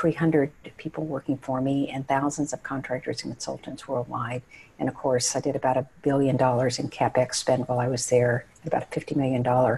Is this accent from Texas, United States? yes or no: yes; Odessa, Texas, United States; moved away as an adult; I went to the high school that was featured in Friday Night Lights. So I grew up in the West Texas desert